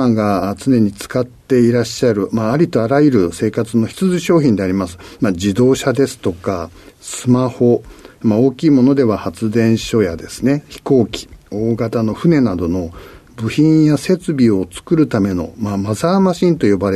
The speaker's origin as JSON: {"language": "Japanese", "region": "Tokyo", "country": "Japan", "said": "えー、東京の出身です。"}